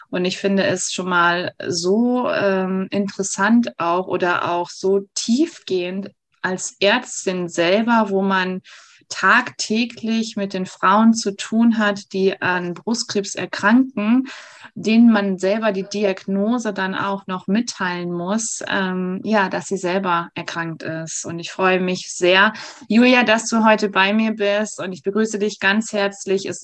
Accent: Hüllersbüttendorf, North Rhine-Westphalia, Germany; born there; ich komme gebürtig aus Hüllersbüttendorf, also ein mini kleiner äh, Pupsort Ort, aber wunderschön gelegen.

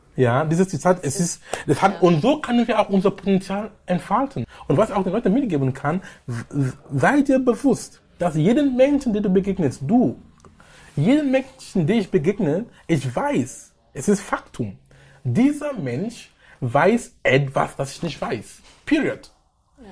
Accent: Cameroon; German is a second language; moved away as an adult; also born or lived in Darmstadt, Germany / Munich, Germany / Essen, Germany; now in Germany; Ich bin gebürtiger Kameruner. Ich lebe in Deutschland seit über 19 Jahren jetzt. Ich bin damals gekommen, um zu studieren. Ich konnte kein Deutsch sprechen

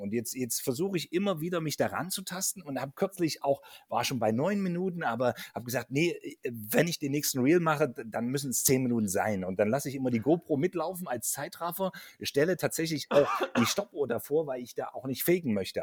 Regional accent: Central Germany, Germany; bei uns in Mitteldeutschland

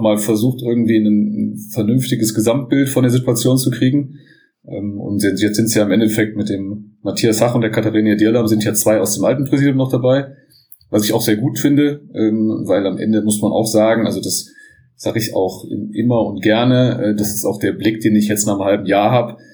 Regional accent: Bonn, North Rhine-Westphalia, Germany; ich bin aufgewachsen am Sportplatz direkt, am guten alten Wasserland in Bonn

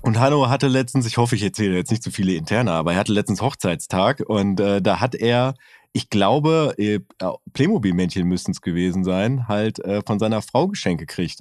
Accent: North Rhine-Westphalia, Germany; Ich bin aus Westfalen

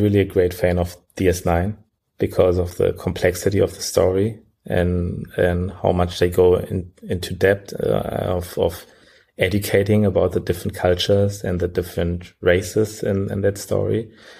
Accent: Berlin, Germany; also born or lived in Sierra Leone; Well, I was born particularly in Sierra Leone. So this is where I spent the first 5 years of my life before we migrated to Germany. And since we are in Germany, I grew up most of the time in Berlin, studied in Berlin, and studied computer science.

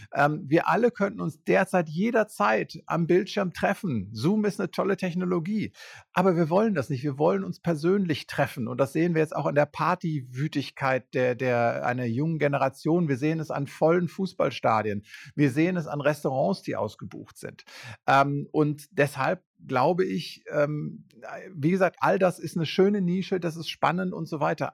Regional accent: Germany; wir das erste Mal als Deutsche

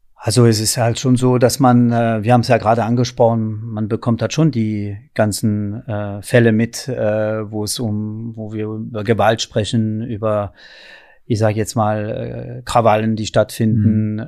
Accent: France; also born or lived in countryside (unspecified); now in Berlin, Germany; da bin ich wirklich der typische Franzose

